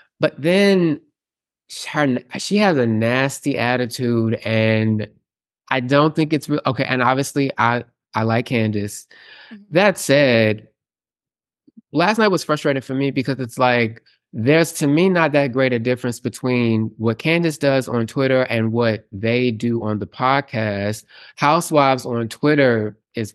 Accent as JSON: {"language": "English", "town": "Houston", "region": "Texas", "country": "United States", "said": "So, and obviously I have Houston superiority attitude because obviously"}